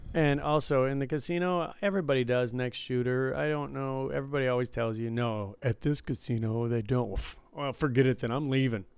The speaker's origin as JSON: {"language": "English", "town": "Detroit", "region": "Michigan", "country": "United States", "tie": "born or raised there", "said": "growing up in Detroit and visiting there, you know, I grew up in the suburbs"}